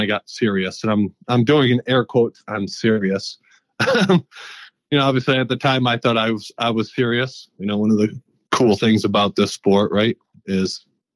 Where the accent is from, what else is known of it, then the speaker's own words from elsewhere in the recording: northern Michigan, United States; also born or lived in Dallas Fort Worth area; now in Dallas-Fort Worth, United States; I grew up in Michigan. Just a quick, a little quick background. Grew up fishing. Was raised on a little 70-acre plus private lake in northern Michigan